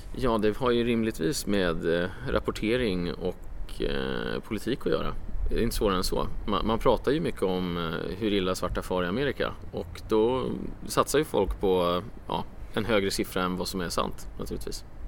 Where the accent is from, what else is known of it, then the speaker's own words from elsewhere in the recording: Stockholm, Stockholm County, Sweden; Exakt, mina hemtrakter